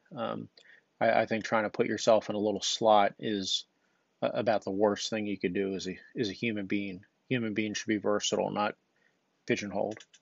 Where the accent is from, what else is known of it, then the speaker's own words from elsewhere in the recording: United States; I'm American